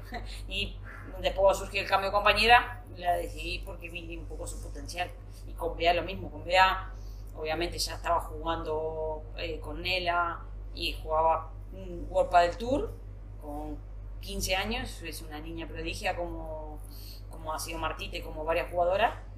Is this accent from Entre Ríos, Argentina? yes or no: yes; Paraná, Entre Ríos, Argentina; moved away as an adult; also born or lived in Buenos Aires, Argentina; now in Spain; irme a vivir fuera de mi ciudad natal, en Paraná